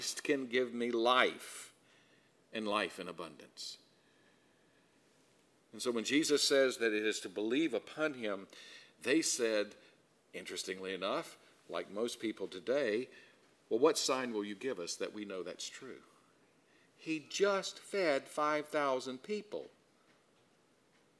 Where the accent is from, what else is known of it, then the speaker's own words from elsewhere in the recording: South Carolina, United States; I grew up in South Carolina